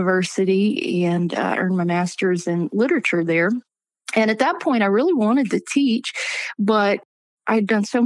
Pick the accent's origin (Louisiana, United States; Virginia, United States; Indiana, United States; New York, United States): Louisiana, United States; I grew up in Louisiana and had just a wonderful church family